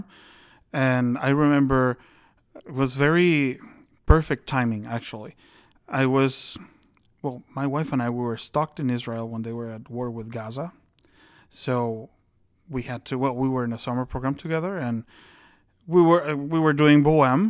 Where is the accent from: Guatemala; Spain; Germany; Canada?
Guatemala; moved away; my home country, Guatemala.